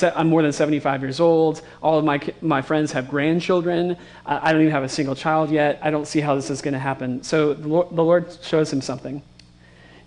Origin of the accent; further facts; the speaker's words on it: West Coast, United States; I grew up on the West Coast, and I've only been around big cities